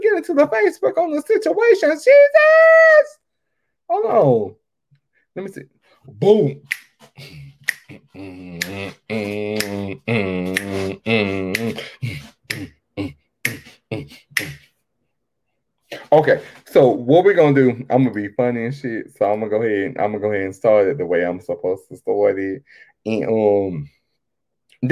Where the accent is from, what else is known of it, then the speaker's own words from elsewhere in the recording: Texas, United States; born and bred in Texas